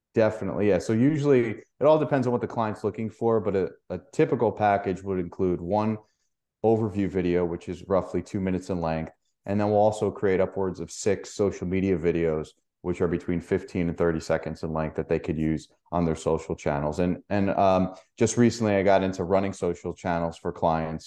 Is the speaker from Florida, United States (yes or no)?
no; New York, United States; I'm from New York